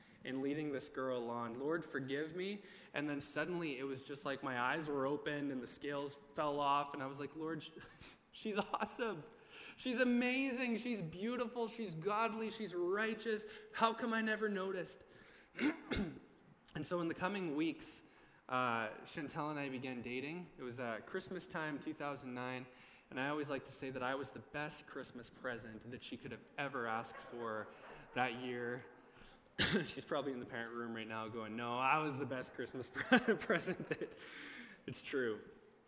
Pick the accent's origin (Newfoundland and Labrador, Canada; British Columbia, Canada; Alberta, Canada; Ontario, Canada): Alberta, Canada; Morinville; also born or lived in Three Hills; so I was excited to come to my hometown